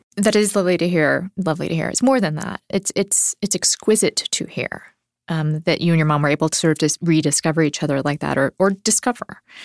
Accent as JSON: {"language": "English", "region": "Nebraska", "country": "United States", "tie": "born or raised there", "said": "I grew up in Nebraska"}